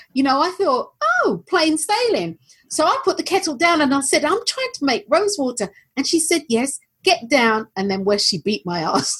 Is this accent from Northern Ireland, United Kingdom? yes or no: no; London, United Kingdom; I was born and raised in North London